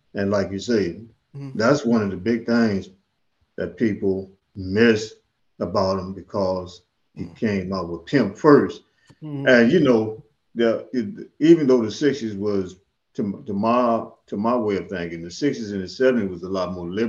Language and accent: English; Mississippi, United States; now in St. Louis, United States; I'm originally from the Mississippi Delta, New Orleans, DeSoto, Mississippi, Memphis. My dad was a kind of like an itinerary preacher, so we was always moving around.